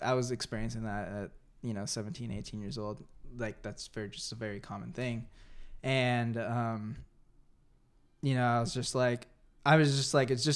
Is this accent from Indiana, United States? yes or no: no; San Jose, California, United States; also born or lived in Santa Clara, California / Santa Cruz, California; mainly lived in San Jose